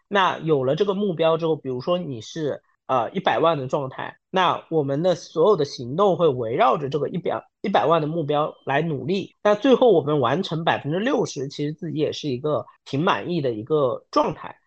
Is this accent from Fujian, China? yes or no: no; Wenzhou, Zhejiang, China; 我自己是一个九五后，然后温州人